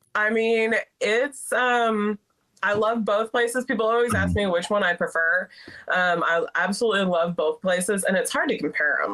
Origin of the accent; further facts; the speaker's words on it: Alaska, United States; now in Texas, United States; growing up in Alaska, we had chickens